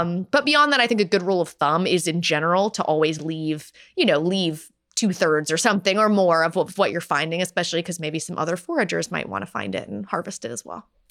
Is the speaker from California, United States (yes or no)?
no; North Carolina, United States; now in Pittsburgh, United States; I'm from North Carolina